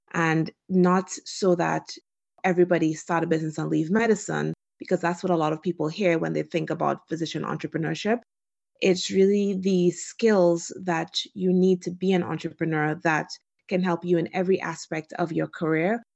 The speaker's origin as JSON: {"language": "English", "country": "Trinidad & Tobago", "tie": "born or raised there", "also_born_or_lived": "Washington, D.C., United States", "moved": "as an adult", "lives_now": "United States", "said": "I was born and raised in Trinidad and Tobago"}